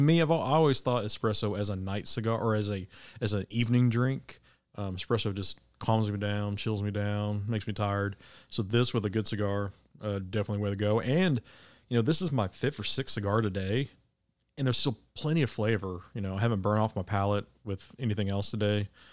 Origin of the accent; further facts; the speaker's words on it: Midwest, United States; now in Arkansas, United States; growing up in the Midwest